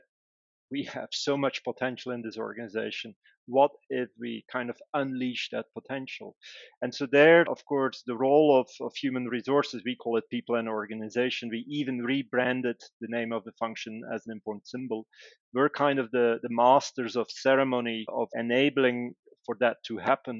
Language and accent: English; Belgium; moved away; Originally, I'm from Belgium.